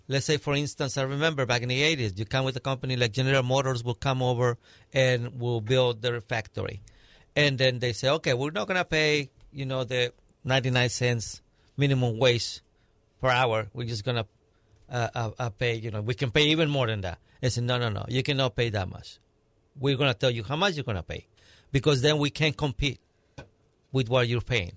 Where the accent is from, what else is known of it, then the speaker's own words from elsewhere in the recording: Mexico; now in United States; I was born and raised in Mexico